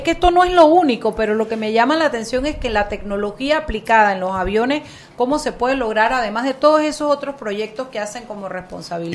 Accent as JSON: {"language": "Spanish", "country": "Panama", "said": "lo orgullosa que yo me siento como panameña"}